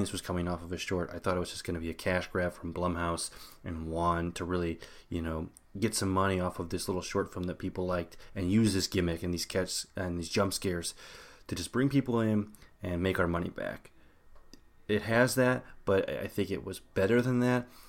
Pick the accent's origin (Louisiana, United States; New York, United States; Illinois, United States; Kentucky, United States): Illinois, United States; growing up in Illinois